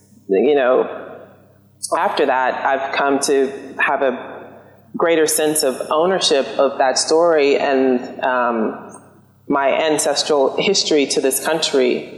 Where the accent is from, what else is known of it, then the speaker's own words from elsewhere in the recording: the South, United States; growing up in the South, being born in 1973, post the Civil Rights Movement, the flag meant something very different.